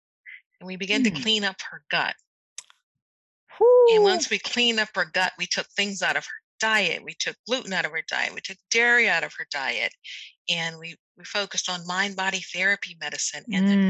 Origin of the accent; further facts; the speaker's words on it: Germany; Now, I never thought that those experiences and then with growing up in Germany would even ignite my passion for medicine.